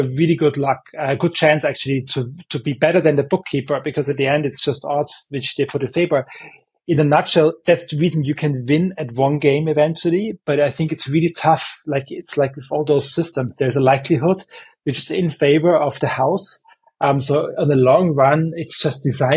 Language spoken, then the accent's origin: English; Vienna, Austria; I'm from Vienna